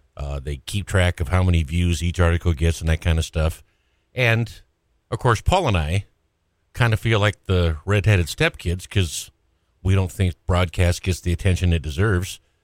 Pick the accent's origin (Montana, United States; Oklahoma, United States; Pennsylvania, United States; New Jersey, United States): Montana, United States; Great Falls; moved away; I'm from Great Falls